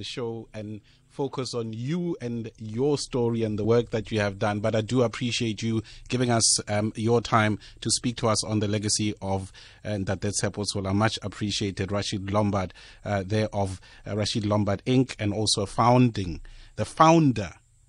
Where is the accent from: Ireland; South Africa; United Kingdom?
South Africa; us in South Africa